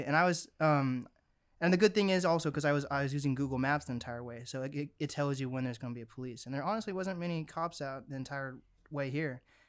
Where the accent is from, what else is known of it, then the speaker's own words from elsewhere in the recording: Seattle, Washington, United States; Like in Seattle, I grew up like in Seattle, like East Seattle. And then I recently moved like 30, 40 minutes away from Seattle. And now I'm in like the literal woods.